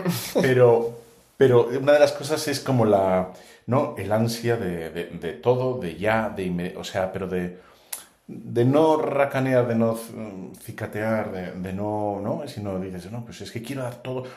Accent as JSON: {"language": "Spanish", "town": "Bilbao", "region": "Basque Country", "country": "Spain", "said": "yo soy de Bilbao"}